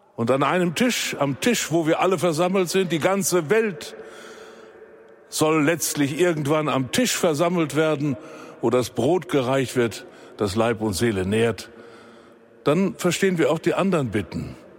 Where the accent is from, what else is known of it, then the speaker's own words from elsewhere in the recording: Germany; bei uns in Deutschland